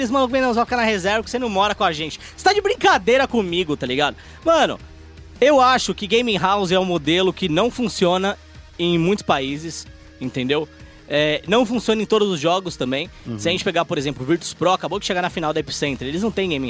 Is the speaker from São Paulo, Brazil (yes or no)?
yes; São Paulo, Brazil; born there; A gente veio da favela. Não. Aqui não tem leite cooperar, não, cara. Nasci no Capão